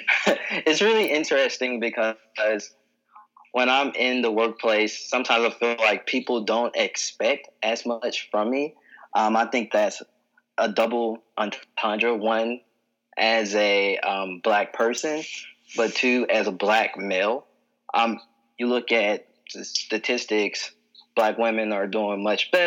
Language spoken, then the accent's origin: English; Memphis, Tennessee, United States; moved away as an adult; now in Philadelphia, United States; I am originally from Memphis, Tennessee, but I've been living in Philadelphia for about 6 years